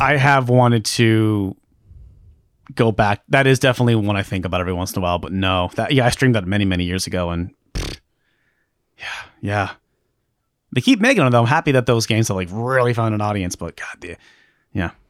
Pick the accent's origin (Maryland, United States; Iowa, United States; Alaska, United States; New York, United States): Alaska, United States; I grew up in Alaska.